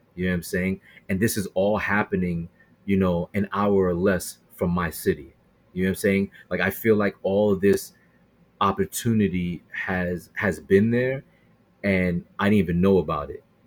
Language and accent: English; Brooklyn, New York, United States; now in Queens, New York, United States; I'm actually born and raised in Brooklyn